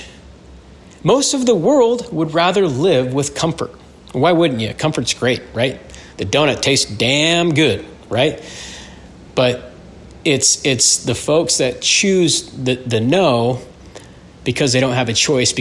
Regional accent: Utah, United States; moved away as an adult; I'm born and raised in Utah

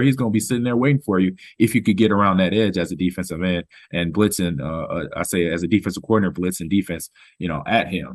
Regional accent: Los Angeles, California, United States; I grew up in Los Angeles

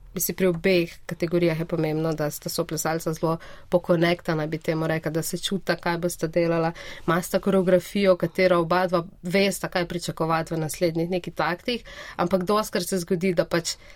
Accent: Brežice, Lower Sava, Slovenia; moved away as an adult; now in Ljubljana, Slovenia; jaz prihajam iz Brežic

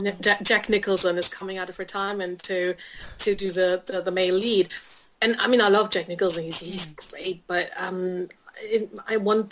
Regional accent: Cologne, North Rhine-Westphalia, Germany; my hometown of Cologne.

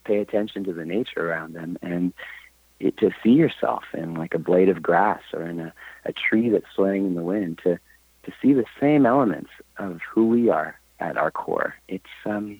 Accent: Canada; I'm from Canada, and in Canada we have to study French, and I was failing French

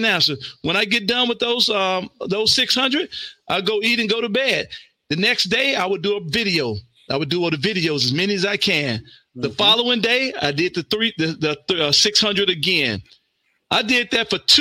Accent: Mississippi, United States; I'm from Mississippi

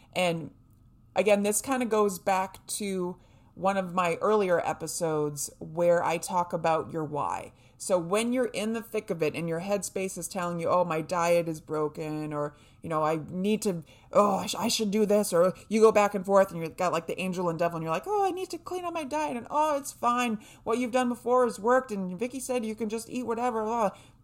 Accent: New Hampshire, United States; I was raised in New Hampshire

